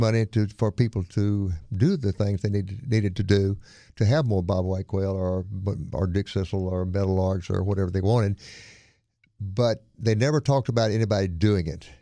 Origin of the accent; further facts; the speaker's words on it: Monroe, Louisiana, United States; moved away; also born or lived in Winnsboro, Louisiana / Opelousas, Louisiana / Texas; I grew up in Monroe, went to Neville High